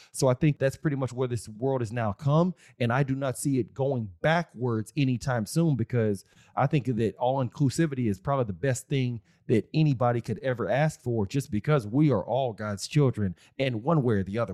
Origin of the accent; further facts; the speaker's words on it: Austin, Texas, United States; I'm from Austin, Texas. Still live in Texas